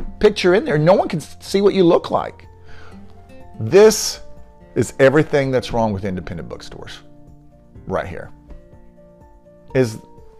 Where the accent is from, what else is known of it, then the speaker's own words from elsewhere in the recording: Denton, Texas, United States; moved away; also born or lived in Leander, Texas; Denton, of all places, my hometown.